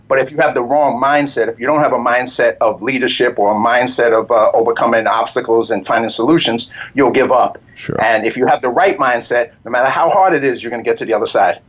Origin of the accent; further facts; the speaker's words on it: New York City, New York, United States; moved away; also born or lived in Hollywood; I grew up in the South Bronx